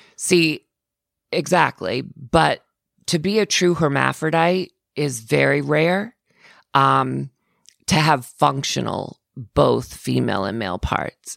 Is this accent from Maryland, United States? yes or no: no; Florida, United States; I'm from Florida. I grew up in Florida